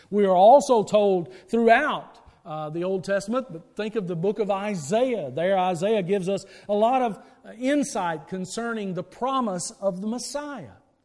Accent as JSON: {"language": "English", "town": "Wren", "region": "Mississippi", "country": "United States", "tie": "born or raised there", "said": "I grew up outside of Amory, Mississippi, in a community called Wren, Mississippi"}